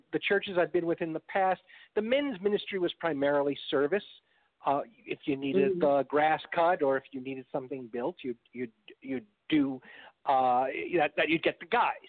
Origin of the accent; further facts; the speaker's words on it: New York, United States; moved away as an adult; also born or lived in Chicago; now in Texas, United States; I'm from New York and lived in Chicago for several years